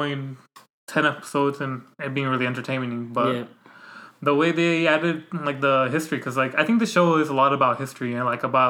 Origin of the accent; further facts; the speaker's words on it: United States; as American